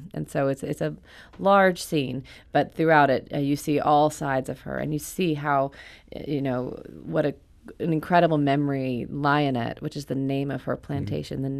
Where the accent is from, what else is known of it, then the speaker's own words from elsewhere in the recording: Alabama, United States; now in New York, United States; I live in New York with my husband and family. I'm from Alabama